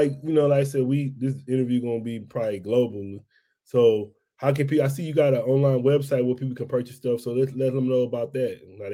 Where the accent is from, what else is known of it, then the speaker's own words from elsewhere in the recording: the South, United States; I'm country though, so I'm from the South. I grew up on pork skins.